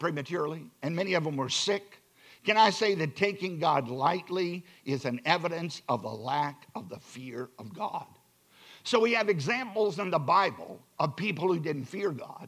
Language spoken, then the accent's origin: English; Virginia, United States; I'm from the Commonwealth of Virginia